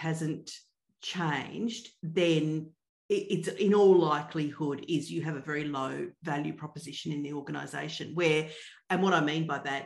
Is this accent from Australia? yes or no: yes; Australia; I'm Australian